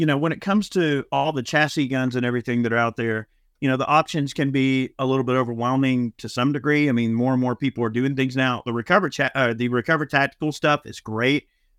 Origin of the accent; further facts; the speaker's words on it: Georgia, United States; I'm from Georgia.